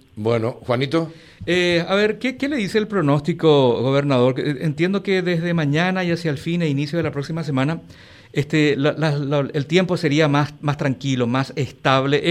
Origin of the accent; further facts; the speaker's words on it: Paraguay; vamos a ser paraguayos